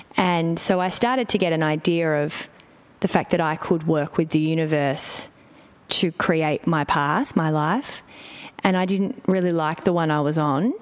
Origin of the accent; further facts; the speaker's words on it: Melbourne, Victoria, Australia; moved away; I'm in Melbourne, which for me brings up many things because it's my hometown and I've lived away